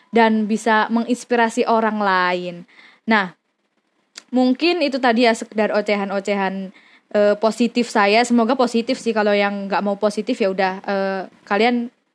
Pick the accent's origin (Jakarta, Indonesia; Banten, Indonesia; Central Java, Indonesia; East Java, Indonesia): East Java, Indonesia; Mojokerto; now in Yogyakarta, Indonesia; lahir di Mojokerto, Jawa Timur